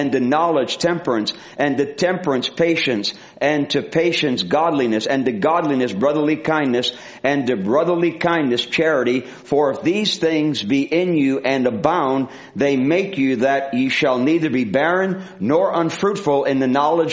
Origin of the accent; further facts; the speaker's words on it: Rhode Island, United States; moved away; also born or lived in the South (US) / the West (US); I used to speak real fast when I was born up in Rhode Island, but I slowed down when I went down south and out west here.